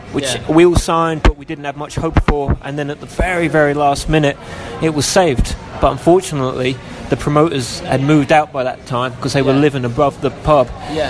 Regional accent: Aylesbury, South East England, United Kingdom; now in London, United Kingdom; I was born in Aylesbury, which is just outside London. And I'm a singer-songwriter. I've been living in London for over a decade now

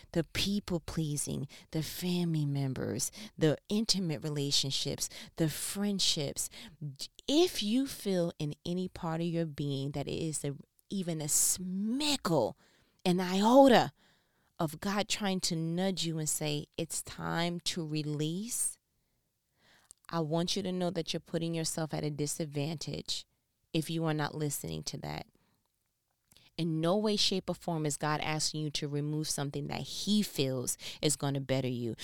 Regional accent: New York, United States; moved away as an adult; now in Southern United States; I'm from New York. I came to the South. This is, you know, I, I've worked in New York, 'cause born and raised, right, here, and came to the South

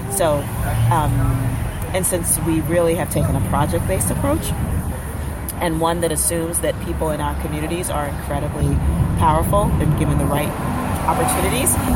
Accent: New York City, New York, United States; I'm from I'm from the South Bronx

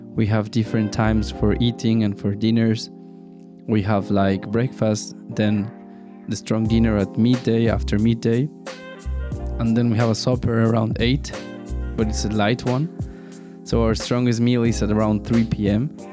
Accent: Mexico City, Mexico; moved away as an adult; now in Liechtenstein; I am from Mexico City and I'm 27 years old

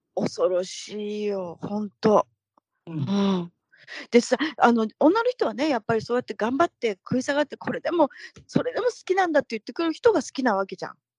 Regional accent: Tokyo, Japan; moved away as an adult; now in Northern California, United States; 私東京なんですけど、出身

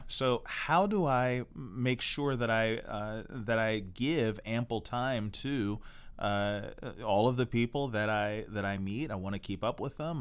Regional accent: United States; we're American

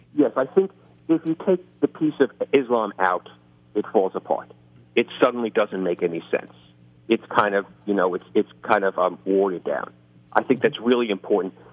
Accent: New York City, New York, United States; there's a reason I talk like this. I grew up in the Bronx, and I grew up uh, six blocks from Yankee Stadium

